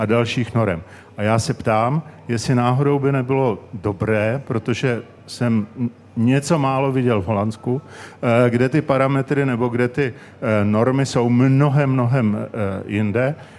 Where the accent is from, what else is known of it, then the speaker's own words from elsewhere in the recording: Prague, Czechia; já jsem ze Strašnic